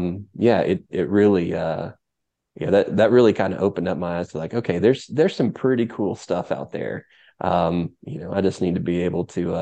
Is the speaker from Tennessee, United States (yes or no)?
yes; Chattanooga, Tennessee, United States; growing up in Chattanooga